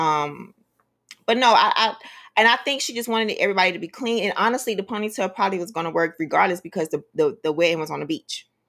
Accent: Miami-Dade County, Florida, United States; I grew up in Miami-Dade County, right? In the inner city

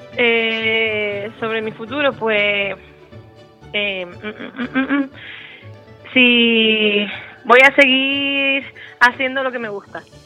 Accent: Santa Cruz de Tenerife, Canary Islands, Spain; nosotras venimos de un barrio muy humilde, del barrio de Añaza, bueno, también nos criamos en La Cuesta y en el barrio de Salud

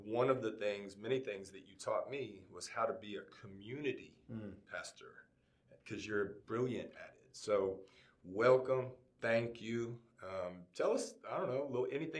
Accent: Kennesaw, Georgia, United States; My hometown too.

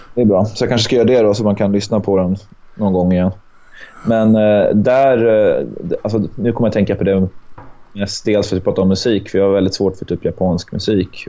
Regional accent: Sweden; now in Åland, Finland; Född i Sverige

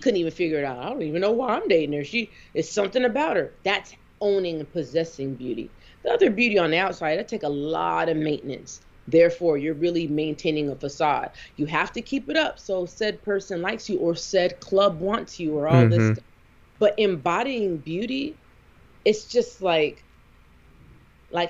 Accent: the West, United States; moved away; also born or lived in the South; I was raised on the West

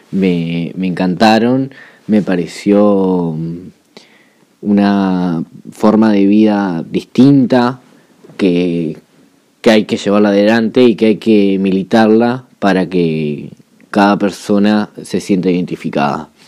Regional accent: Juan Lacaze, Colonia, Uruguay; now in Colonia del Sacramento, Uruguay; vivo en Colonia de Sacramento, pero en realidad soy nacido y criado en Juan Lacase, eh, un pueblo de lucha, un pueblo de resistencia

